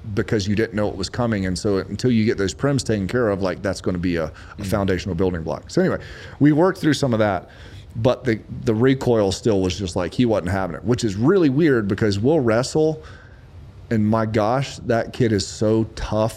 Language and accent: English; Lexington, South Carolina, United States; born or raised there